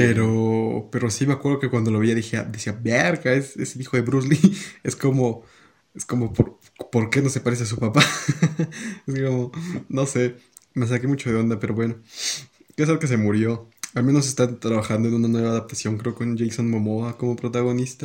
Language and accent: Spanish; Peru; el mío, Perú